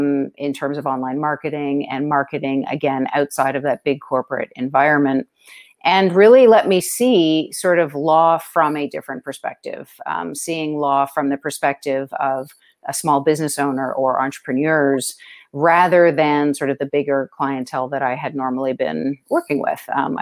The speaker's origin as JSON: {"language": "English", "town": "Toronto", "region": "Ontario", "country": "Canada", "tie": "born or raised there", "also_born_or_lived": "New York City", "moved": "as an adult", "lives_now": "Ozark Mountains, United States", "said": "I'm originally from Toronto, Canada. That's where I grew up and went to school and started practicing law."}